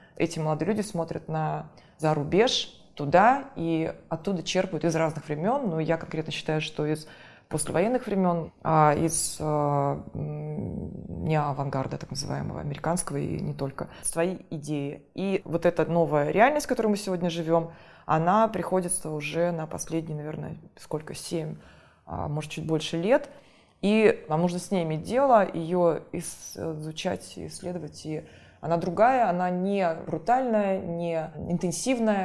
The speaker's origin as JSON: {"language": "Russian", "country": "Russia", "moved": "yes", "lives_now": "Moscow, Russia", "said": "мы, провинциалы, уже живем в Москве"}